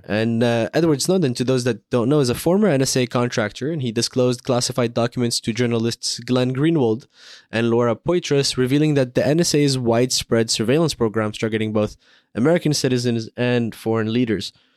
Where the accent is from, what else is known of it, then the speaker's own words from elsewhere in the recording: Morocco; I grew up in Morocco